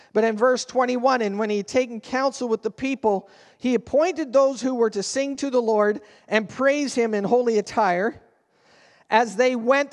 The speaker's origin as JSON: {"language": "English", "country": "Canada", "said": "We're Canadian"}